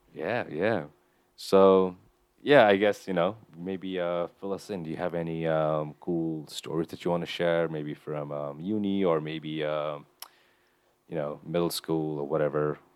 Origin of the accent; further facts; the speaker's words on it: Kathmandu, Nepal; moved away; growing up in Nepal